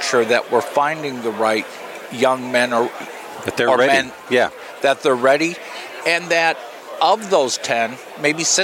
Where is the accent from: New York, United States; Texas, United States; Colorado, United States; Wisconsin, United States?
Wisconsin, United States; Milwaukee; moved away; also born or lived in Davenport, Iowa / La Crosse, Wisconsin / Nashville, Tennessee / Iowa; I grew up in Milwaukee, but I haven't lived there for 31 years.